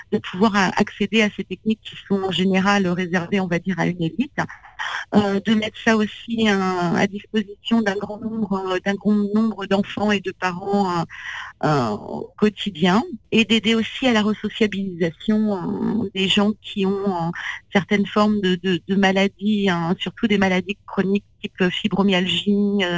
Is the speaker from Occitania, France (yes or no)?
no; Gometz-le-Châtel, Île-de-France, France; Moi j'ai grandi dans dans un petit village qui s'appelle Gometz-le-Châtel, euh, dans la vallée de Chevreuse.